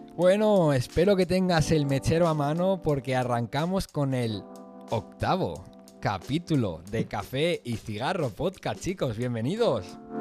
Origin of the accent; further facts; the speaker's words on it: Venezuela; also born or lived in Spain; now in Kuwait; nosotros nacimos en Venezuela, eh, luego yo me fui un poco más joven que tú a España